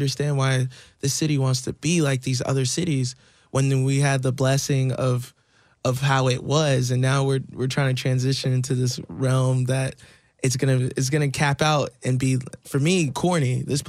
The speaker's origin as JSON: {"language": "English", "town": "Dallas", "region": "Texas", "country": "United States", "moved": "yes", "lives_now": "Austin, United States", "said": "I'm from Dallas. Dallas is trying to be like Austin."}